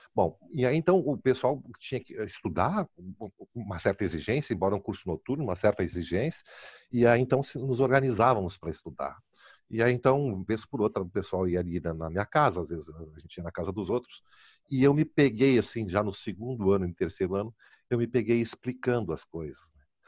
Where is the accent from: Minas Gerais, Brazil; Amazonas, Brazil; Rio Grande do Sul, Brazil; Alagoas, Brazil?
Rio Grande do Sul, Brazil; Porto Alegre; eu me criei ali no IAPI